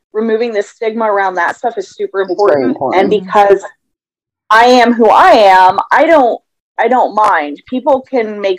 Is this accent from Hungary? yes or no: no; Midwest, United States; now in Arizona, United States; So I live in Arizona, and I grew up in the Midwest